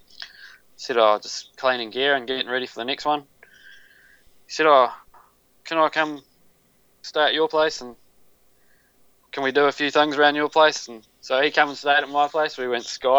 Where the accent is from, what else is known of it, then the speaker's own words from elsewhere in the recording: New Zealand; a Kiwi, that's correct. I've lived here all my life